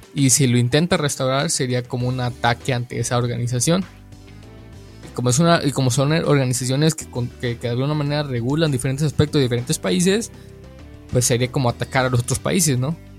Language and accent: Spanish; Mexico; yo como mexicano